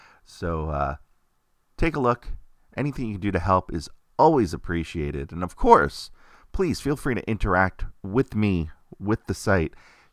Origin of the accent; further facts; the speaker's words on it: Queens, New York, United States; It's me growing up in Queens, New York, going to IS-119 in Glendale, Queens, and walking home to Middle Village with my friends, Greg and Corey